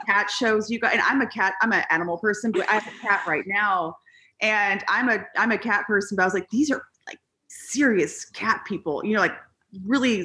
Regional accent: East Texas, United States; also born or lived in Dallas, Texas / Los Angeles, California; now in Austin, United States; I'm actually from East Texas originally. And I got to attend an all-girls high school in Dallas called Hockaday.

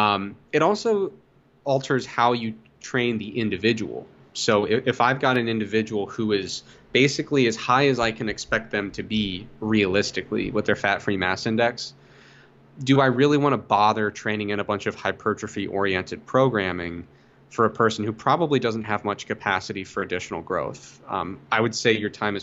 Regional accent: Ohio, United States; But I grew up in Ohio

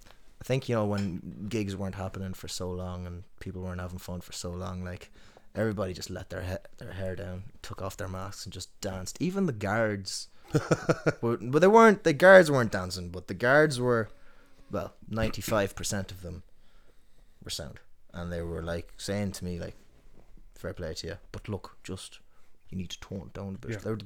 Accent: Tuam, Connacht, Ireland; But I try to stand out a bit. There have been times where my accent comes out when I don't intend it to.

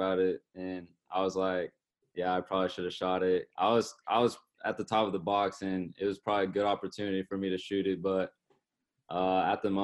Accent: Kansas City, United States; in my hometown stadium

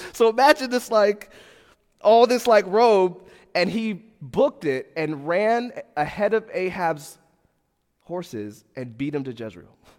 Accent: Fort Lauderdale, Florida, United States; moved away; I come from Fort Lauderdale, Florida

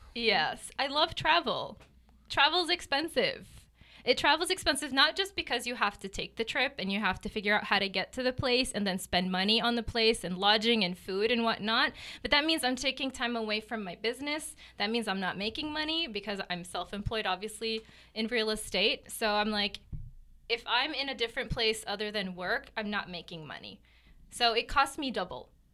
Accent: Gaza City, Gaza Strip, Palestine; moved away as an adult; also born or lived in Newark, New Jersey / Memphis, Tennessee / Kansas City; now in Lee's Summit, United States; So I lived in Gaza City for ten years.

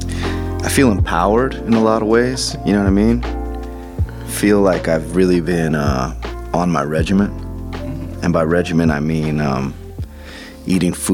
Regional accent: Joshua Tree, California, United States; I grew up in Joshua Tree

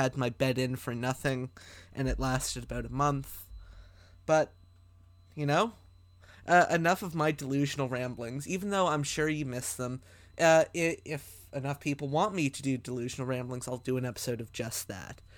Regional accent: Canada; Well, I'm Canadian

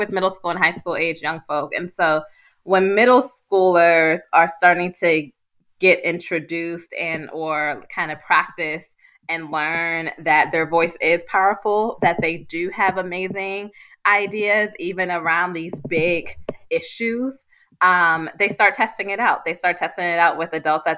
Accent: Pittsburgh, Pennsylvania, United States; how I was brought up in Pittsburgh

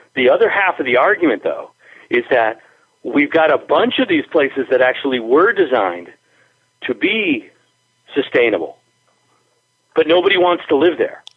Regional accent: Springfield, Massachusetts, United States; also born or lived in Spain; living in my hometown in the downtown

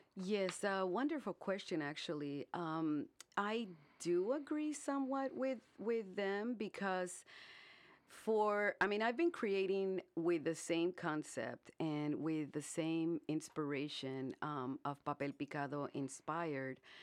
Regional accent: Brownsville, Texas, United States; moved away as an adult; now in Indianapolis, United States; I was born in, born and brought up in Brownsville, Texas. And, um, when I turned twenty, I moved here to Indianapolis

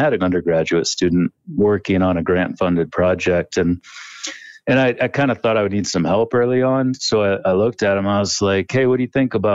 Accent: Northeast Ohio, United States; I grew up in Northeast Ohio

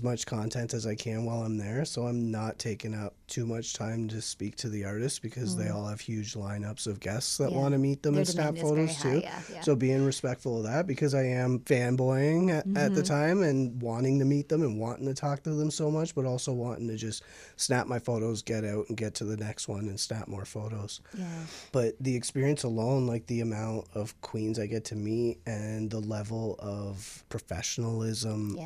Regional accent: Windsor, Ontario, Canada; I'm from Windsor

